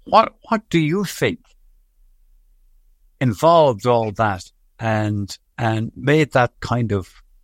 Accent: Galway, Connacht, Ireland; growing up in Galway, it was football from my side of the county anyway.

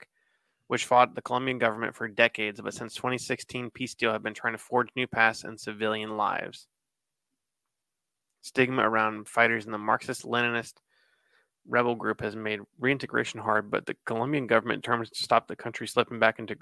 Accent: Columbus, Ohio, United States; I live south of Columbus. I'm from Columbus

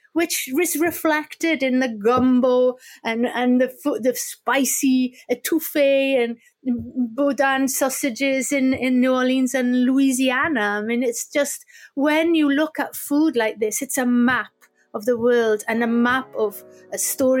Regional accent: Wales, United Kingdom; We'd spent so many years as Welsh language and English language groups

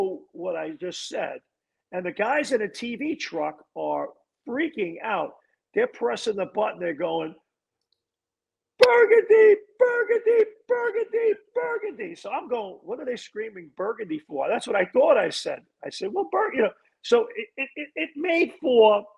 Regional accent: New York, United States; now in Niagara-on-the-Lake, Canada; I grew up in New York

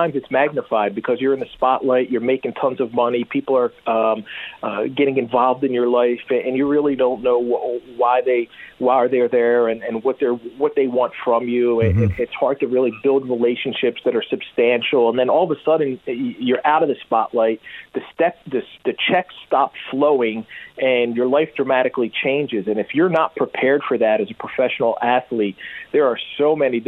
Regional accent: Philadelphia, Pennsylvania, United States; now in Florida, United States; I grew up in Philadelphia

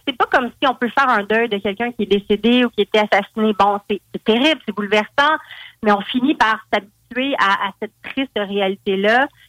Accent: Val-d'Or, Quebec, Canada; je viens de Val d'Or

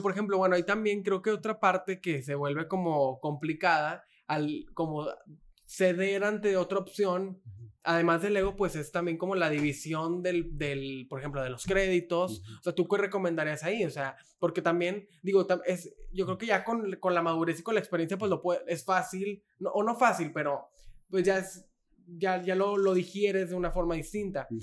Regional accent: Mexico; somos los mexicanos

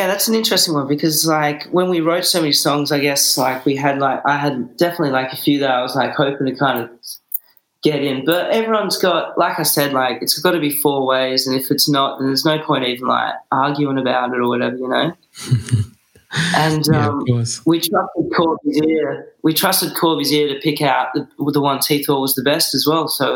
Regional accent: Bunbury, Western Australia, Australia; now in Perth, Australia; we grew up down in Bunbury

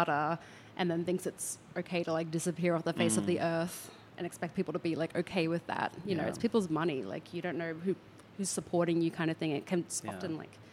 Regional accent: Southeast Queensland, Australia; moved away; I grew up in Southeast Queensland

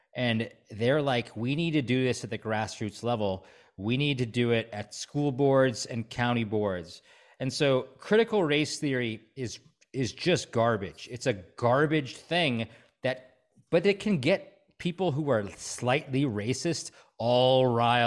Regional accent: Stevens Point, Wisconsin, United States; moved away; also born or lived in Chicago / New York / California; I grew up in Stevens Point.

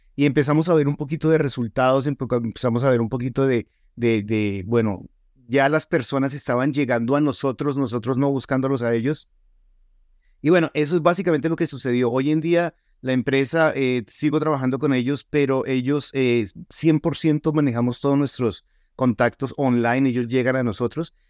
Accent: Colombia; now in Utah, United States; yo soy colombiano

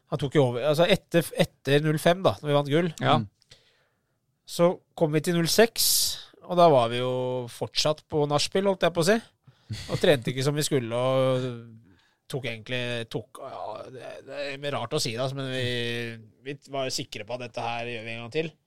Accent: Oslo, Norway; siden jeg er fra Groruddalen og Lindeberg

